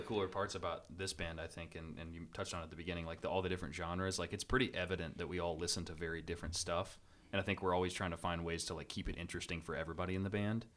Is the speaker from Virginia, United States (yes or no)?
yes; Salem, Virginia, United States; moved away as an adult; also born or lived in Harrisonburg, Virginia; now in Richmond, United States; I grew up in Southwest Virginia